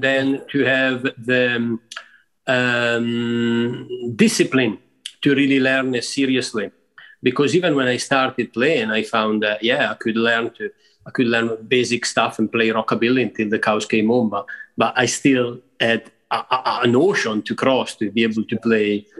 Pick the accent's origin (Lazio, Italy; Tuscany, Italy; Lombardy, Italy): Lombardy, Italy; Rivolta d'Adda; moved away as an adult; also born or lived in Milan; so I was born and brought up there outside Milan at a place called Rivolta d'Adda, uh, which is a small town.